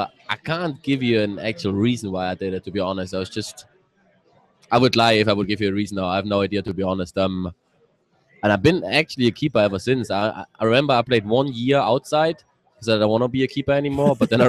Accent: Thuringia, Germany; English is a second language; My biggest hero was a goalkeeper out of my hometown, Robert Enke. He was a national goalkeeper in Germany.

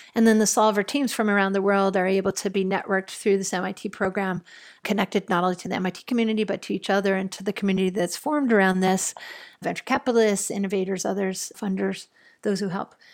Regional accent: Buffalo, New York, United States; I grew up in Buffalo, New York

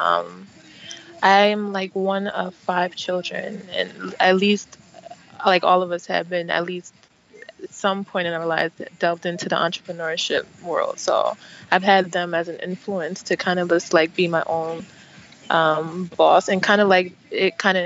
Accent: United States; also born or lived in Nigeria (parents); I'm a Nigerian American, so I was born here, but my parents are from Nigeria

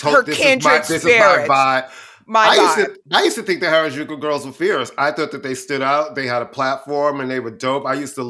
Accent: Queens, New York, United States; I'm a queen from Queens, honey, and I'm born to judge.

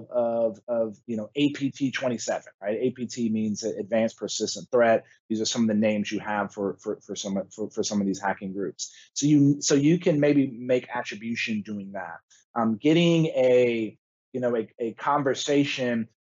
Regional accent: Texas, United States; my home state of Texas

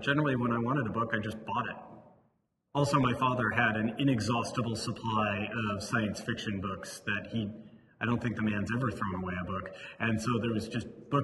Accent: Livermore, California, United States; I grew up in Livermore, California

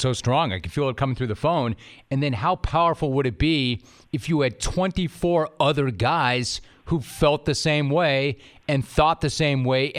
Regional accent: Los Angeles, California, United States; I grew up in Los Angeles, and I grew up an enormous Dodger fan and a big sports fan.

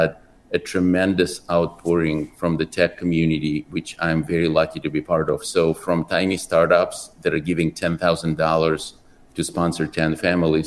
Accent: Ukraine; moved away; I was born in Ukraine

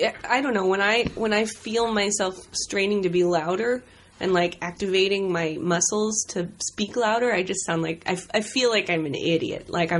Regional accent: Tucson, Arizona, United States; Warm. Dry. Kind of odd, you know. I grew up near the Air Force Base, and There's a lot of, like, scorpions.

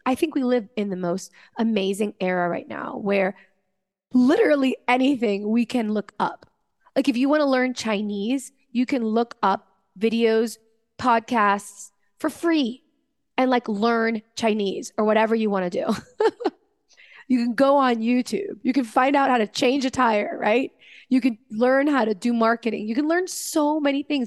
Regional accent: Venezuela; I come from Venezuela

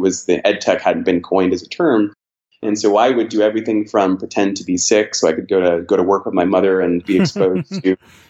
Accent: San Diego, California, United States; born there; And so I think I can claim most of the United States with the exception of Hawaii, Alaska, and the Pacific Northwest. So I was, born in San Diego, California, Pacific Beach to be specific.

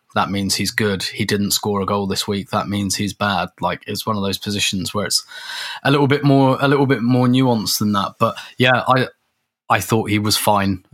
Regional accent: England, United Kingdom; as a, as, as an Englishman

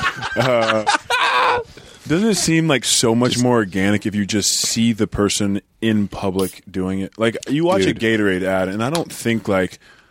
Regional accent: Oklahoma, United States; I'm from Oklahoma, which is like the Bible Belt.

